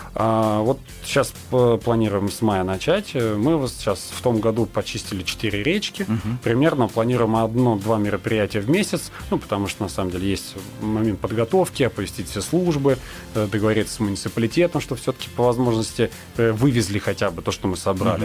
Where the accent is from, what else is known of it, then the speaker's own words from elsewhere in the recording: Nakhabino, Moscow Oblast, Russia; я, допустим, вырос в Нахабино, я продолжаю там жить жить, работать